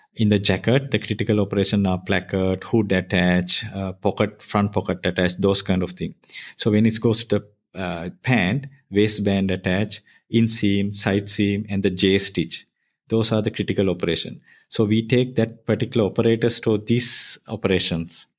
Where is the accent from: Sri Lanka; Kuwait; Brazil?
Sri Lanka; near Colombo, Western Province; I born near Colombo.